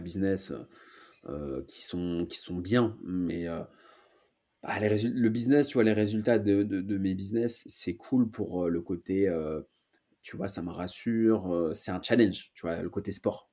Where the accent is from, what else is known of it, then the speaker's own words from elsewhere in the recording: Paris, Île-de-France, France; je suis né à Paris, j'habite à Paris